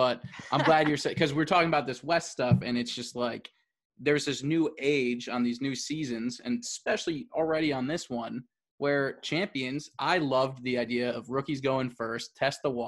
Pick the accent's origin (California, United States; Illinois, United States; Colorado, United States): Illinois, United States; Chicago; now in Los Angeles, United States; I'm living out in LA, kind of hunkering back down to my hometown of Chicago right now